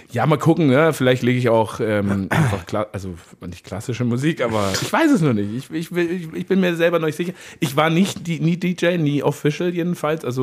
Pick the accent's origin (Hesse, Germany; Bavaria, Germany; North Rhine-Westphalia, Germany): Bavaria, Germany; ein, ein, ein, also alle, die aus dem Oberland kommen, da wo ich herkomme